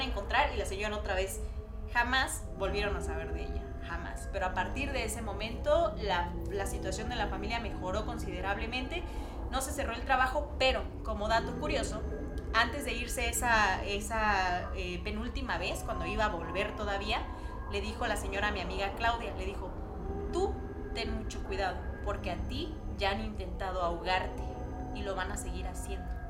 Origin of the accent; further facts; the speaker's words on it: Oaxaca, Mexico; Yo soy de Oaxaca